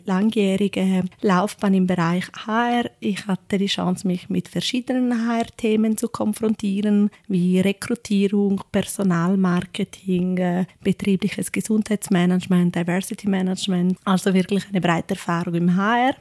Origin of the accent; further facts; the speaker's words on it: Ticino, Switzerland; moved away as an adult; also born or lived in Zurich; ich bin im Tessin aufgewachsen